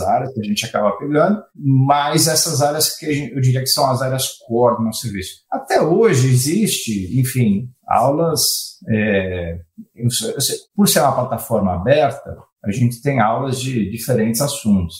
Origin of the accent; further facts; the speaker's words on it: São Paulo, Brazil; moved away as an adult; now in United States; Eu sou original de São Paulo, Brasil, mas eu acabei fazendo minha carreira aqui fora, nos Estados Unidos.